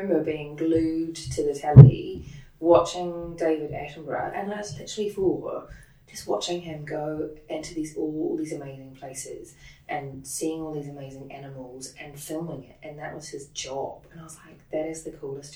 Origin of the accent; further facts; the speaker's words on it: New Zealand; moved away as an adult; now in United Kingdom; So I grew up in New Zealand, I was born in New Zealand and grew up there.